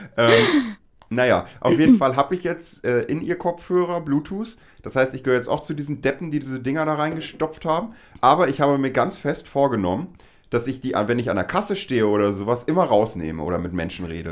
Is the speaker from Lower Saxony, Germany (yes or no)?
yes; Lower Saxony, Germany; wir beide aus Niedersachsen kommen